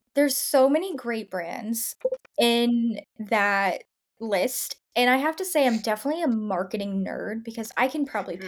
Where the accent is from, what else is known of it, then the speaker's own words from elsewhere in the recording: Tampa, Florida, United States; moved away; I'm from Tampa, and so I don't live there now